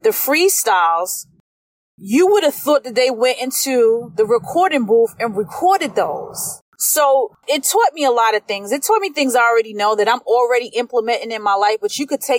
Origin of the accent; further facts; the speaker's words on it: East Coast, United States; I'm a product from the East Coast, so I'm a product of lyrics and storytelling